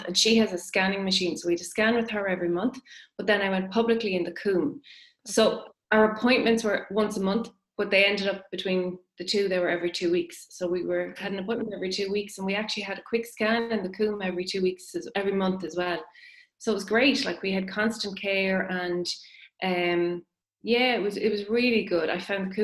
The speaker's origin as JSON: {"language": "English", "town": "Maynooth", "region": "County Kildare", "country": "Ireland", "moved": "as an adult", "lives_now": "Newbridge, Ireland", "said": "I'm from Maynooth"}